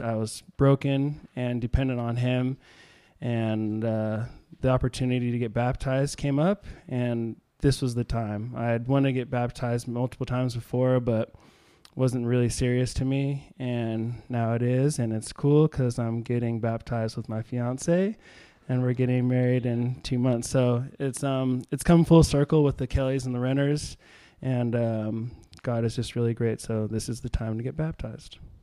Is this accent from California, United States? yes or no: yes; Santa Monica, California, United States; I was born in Santa Monica, and I went to Calvary Christian School from kindergarten to uh, through eighth grade year